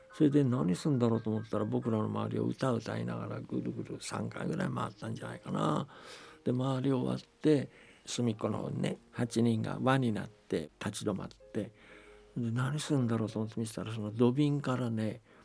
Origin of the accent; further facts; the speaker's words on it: China; moved away; 僕は中国生まれだから中国にすごく思い出があるし